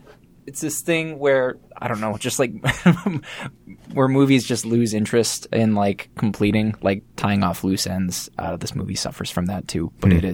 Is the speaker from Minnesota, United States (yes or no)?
yes; Rochester, Minnesota, United States; moved away; So I'm from Rochester, Minnesota.